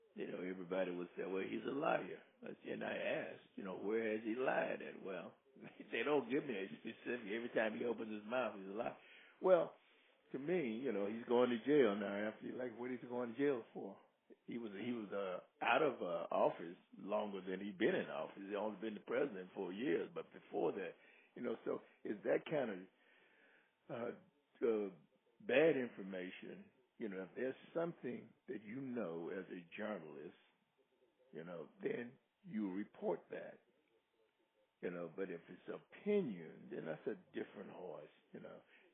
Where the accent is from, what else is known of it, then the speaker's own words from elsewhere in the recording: United States; I am strictly an American, and I am strictly, I consider myself independent.